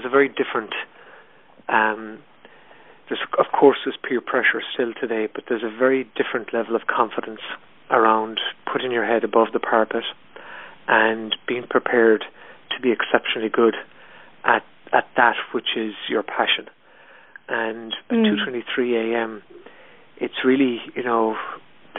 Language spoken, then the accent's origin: English; Ireland; I'm 44 years old and I grew up in Ireland in the 70s and 80s